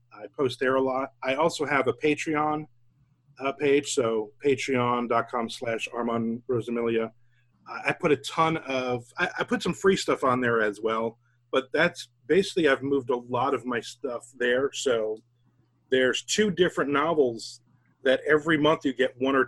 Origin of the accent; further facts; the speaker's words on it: Belford, New Jersey, United States; now in Jacksonville, United States; I grew up in New Jersey, but I grew up in a tiny little fishing village called Belford